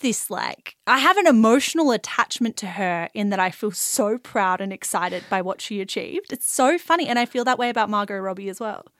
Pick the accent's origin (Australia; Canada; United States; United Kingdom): Australia; I'm obviously Australian.